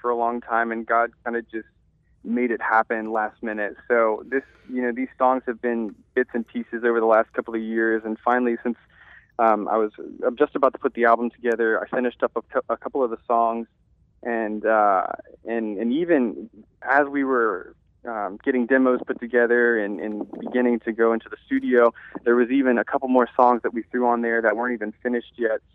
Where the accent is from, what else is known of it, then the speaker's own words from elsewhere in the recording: Louisiana, United States; born and raised in a small town, and it's home